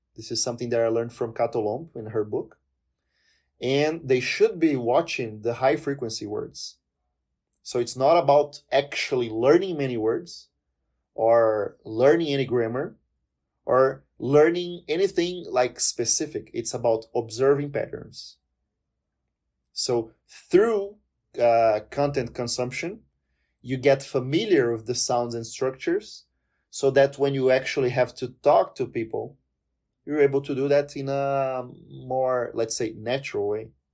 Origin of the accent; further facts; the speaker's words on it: Palmas, Tocantins, Brazil; English is a second language; moved away as an adult; now in Curitiba, Brazil; I'm originally from a place called Miracema do Tocantins. It's up north in Brazil, eh, the state of Tocantins. But I lived most of my life in the city of Palmas